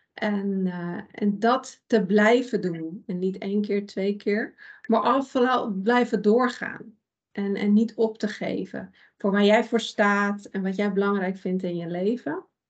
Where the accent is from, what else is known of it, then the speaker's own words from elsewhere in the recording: Iran; now in Netherlands; ik kom uit Iran. Daar ben ik ook geboren